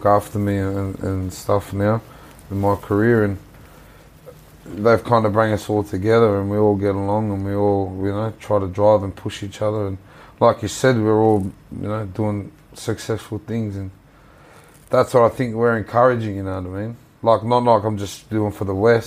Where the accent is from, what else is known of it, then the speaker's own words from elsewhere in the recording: Penrith, New South Wales, Australia; I'm from Western Sydney. That's all we do out there growing up, playing footy and fight